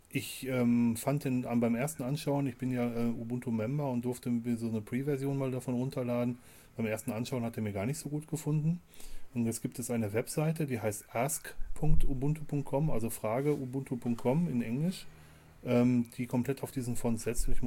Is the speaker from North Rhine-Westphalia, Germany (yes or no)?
yes; North Rhine-Westphalia, Germany; dahin, erstmal, weil es in meiner Heimat ist